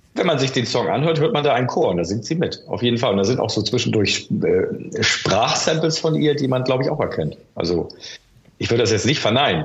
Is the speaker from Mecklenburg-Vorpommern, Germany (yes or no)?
no; Hamburg, Germany; Ich bin in Hamburg-Wilhelmsburg aufgewachsen